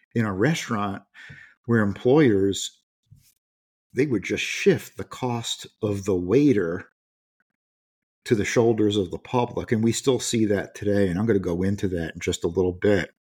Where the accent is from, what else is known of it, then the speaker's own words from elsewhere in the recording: United States; as an American